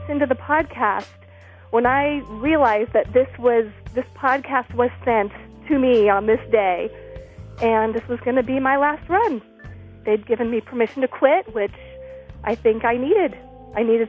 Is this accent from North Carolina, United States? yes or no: no; Sacramento, California, United States; I'm from Sacramento, California